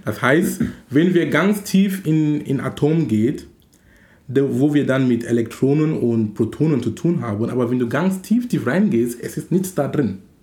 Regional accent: Cameroon; now in Hamburg, Germany; in Kamerun, wo ich herkomme

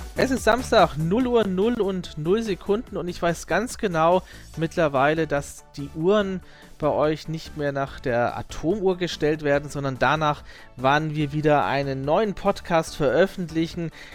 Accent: Southern Germany, Germany; ich bin ja Süddeutscher

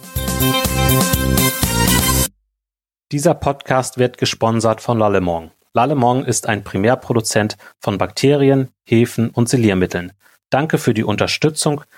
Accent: Schleswig-Holstein, Germany; bei uns in Schleswig-Holstein

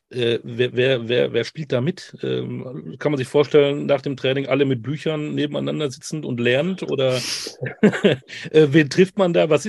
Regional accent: Münster, North Rhine-Westphalia, Germany; Ich komme aus Münster.

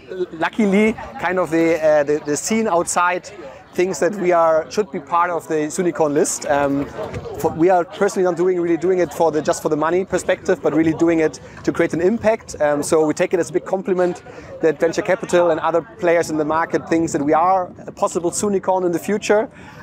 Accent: Hamburg, Germany; also born or lived in Australia / China / London / Munich; Originally, I'm from Hamburg, Germany. I then lived quite a while abroad, Australia, China, and London, before I started my career working at Amazon in Munich

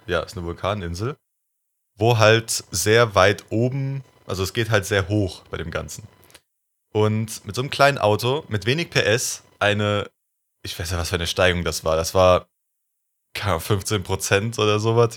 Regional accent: Germany; als Deutscher

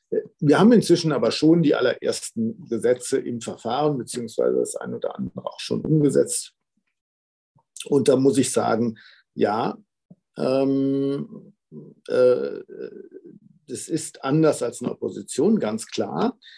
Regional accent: Arnsberg, North Rhine-Westphalia, Germany; er wohnt hier in Arnsberg, also meiner Heimatstadt.

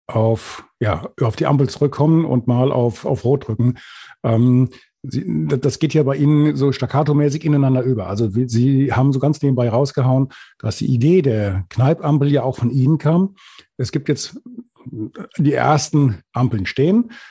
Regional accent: Hesse, Germany; auch Hesse natürlich

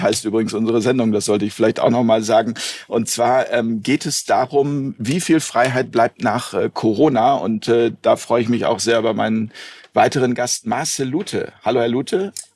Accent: Hamburg, Germany; Wir sind heute in meiner Heimatstadt Hamburg

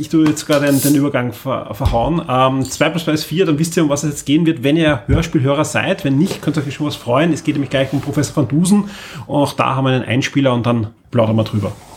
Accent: Austria; Ich bin nämlich klarerweise in, in Österreich aufgewachsen

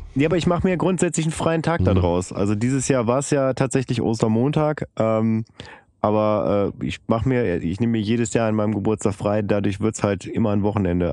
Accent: Bielefeld, North Rhine-Westphalia, Germany; moved away; ich bin zwar in Bielefeld geboren und aufgewachsen, aber wirklich am, am letzten Zipfel von Bielefeld, das ist Bielefeld-Ubedissen

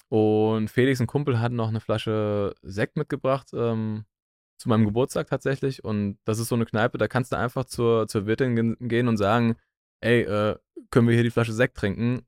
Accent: Bingen am Rhein, Rhineland-Palatinate, Germany; moved away as an adult; now in Berlin, Germany; Ich komme aus Bing am Rhein.

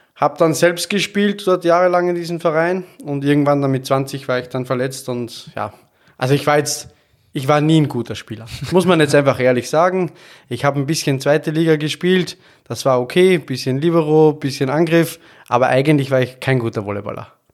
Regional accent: Austria; moved away as an adult; also born or lived in Vienna / Stuttgart; now in Hamburg, Germany; ich bin Österreicher, der in Deutschland lebt

